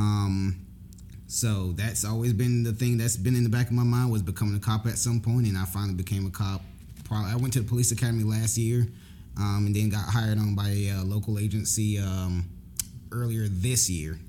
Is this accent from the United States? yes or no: yes; Jacksonville, Florida, United States; I was born in Jacksonville, Florida. Um, actually, exactly where our church is at.